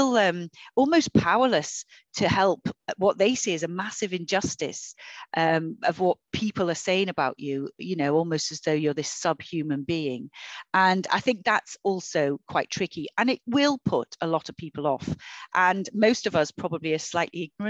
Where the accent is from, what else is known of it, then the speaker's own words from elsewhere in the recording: Liverpool, North West England, United Kingdom; also born or lived in Knowsley; I grew up in Liverpool. You know, I grew up in the 70s and 80s and 90s in Liverpool.